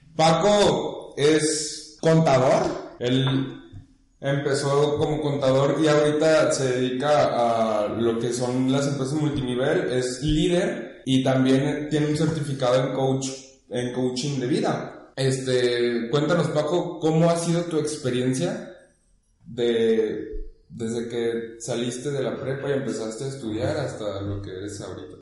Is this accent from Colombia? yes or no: no; Guadalajara, Jalisco, Mexico; la gente que somos de Guadalajara